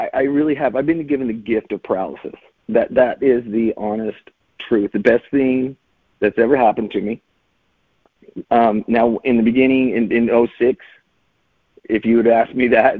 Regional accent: Utah, United States; born and raised in Utah

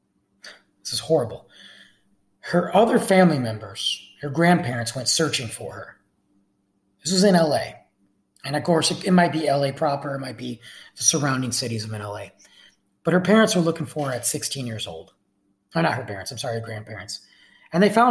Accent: Michigan, United States; my home state of Michigan

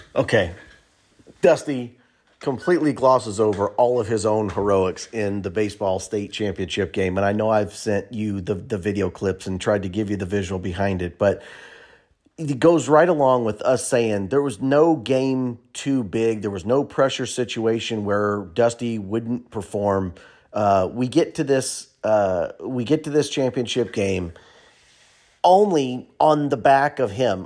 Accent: Pleasant Plains, Illinois, United States; we grew up in Plains playing together

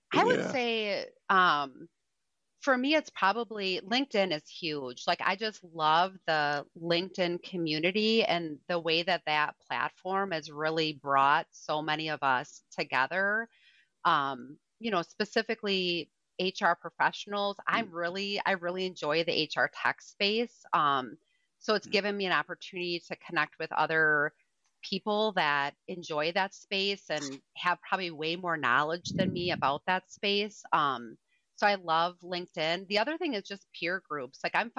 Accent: Madison, Wisconsin, United States; now in Michigan, United States; I'm about 40 miles from northern Michigan, but I'm from Madison originally, so from southern Wisconsin, and I think I'm one of those people that like picks up accents wherever I go.

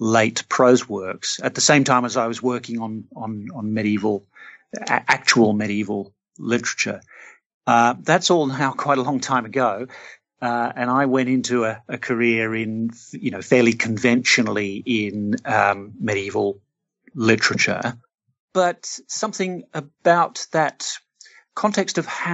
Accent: Australia; I'm Australian. I grew up in an Australian city

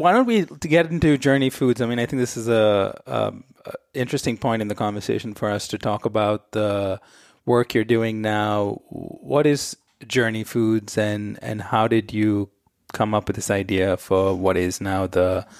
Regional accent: India; moved away as an adult; now in United States; I grew up in India in the 80s and 90s.

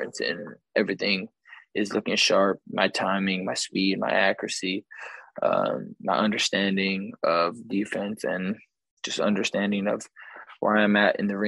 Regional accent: Victorville, California, United States; I'm from Southern California, I grew up, you know, here my whole life, from Victorville

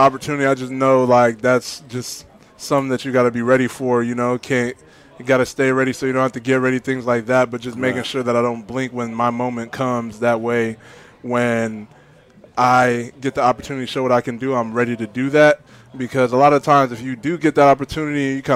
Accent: Oregon, United States; Oregon, I'm not from Cali. I would say West Coast

